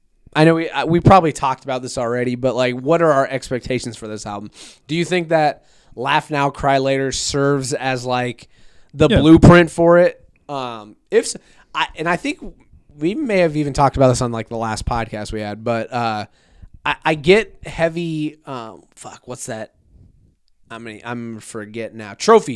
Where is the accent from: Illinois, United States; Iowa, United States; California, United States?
Iowa, United States; Des Moines; I'm from Des Moines. I'm not from Iowa. Yeah. I'm from Des Moines. We voted blue.